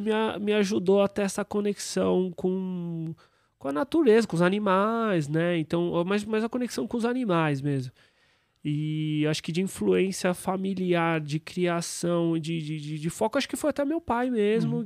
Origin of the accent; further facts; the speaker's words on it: São Paulo, Brazil; Eu nasci na Aclimação